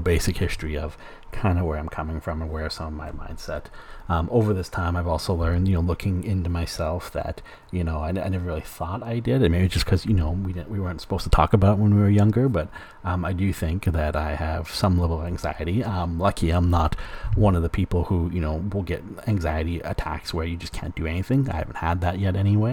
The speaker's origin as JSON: {"language": "English", "region": "Alberta", "country": "Canada", "tie": "born or raised there", "moved": "as an adult", "lives_now": "British Columbia, Canada", "said": "growing up in Alberta, I grew up"}